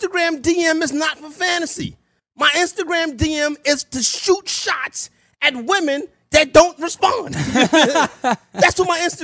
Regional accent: New York City, New York, United States; I'm from Harlem, New York, home of the hustlers

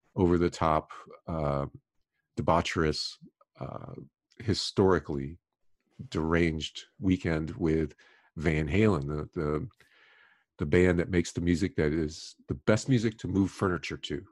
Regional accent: Miami, Florida, United States; I was growing up in Miami

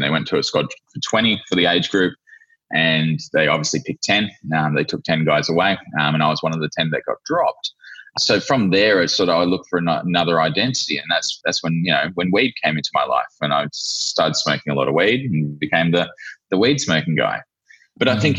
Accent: Australia; moved away as an adult; also born or lived in New Zealand; now in Vanuatu; I was born in Australia, lived in New Zealand for two years, and then we um, decided to make a move to Vanuatu

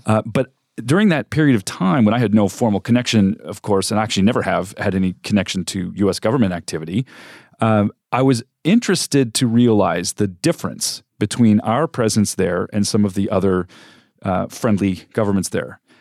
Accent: California, United States; moved away as an adult; also born or lived in Africa / Middle East; now in Phoenix, United States; I'm not from Arizona. I grew up in California and have also lived and worked, uh, overseas extensively, mostly in Africa and the Middle East

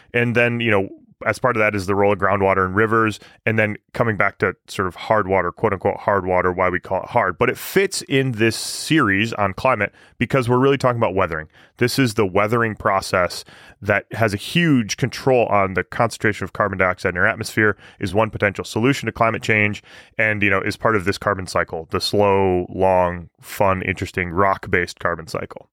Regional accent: Michigan, United States; moved away; also born or lived in Canada; when I moved to Canada. You know, growing up in Michigan

